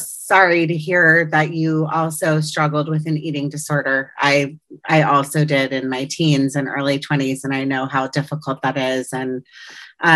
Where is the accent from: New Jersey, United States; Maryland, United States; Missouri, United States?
Maryland, United States; Potomac; now in Los Angeles, United States; I grew up in Potomac, Maryland on the East Coast. I'm now an Angeleno and living in Los Angeles for the past 20 years